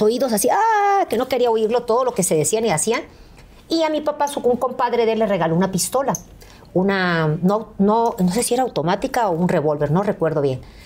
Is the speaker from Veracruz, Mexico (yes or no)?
yes; Veracruz, Mexico; moved away; llegué a donde yo nací, a la Beneficencia Española, allí en Veracruz